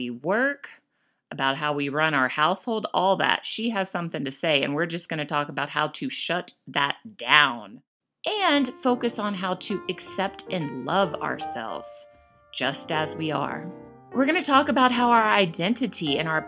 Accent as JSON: {"language": "English", "country": "United States", "moved": "as an adult", "lives_now": "Calgary, Canada", "said": "I'm an American married to a Spaniard raising Canadian children."}